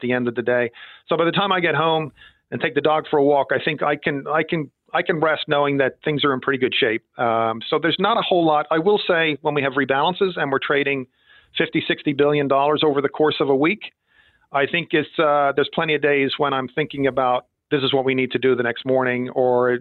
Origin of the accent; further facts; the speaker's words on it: Ireland; moved away as an adult; also born or lived in Villanova, Pennsylvania; I grew up in Ireland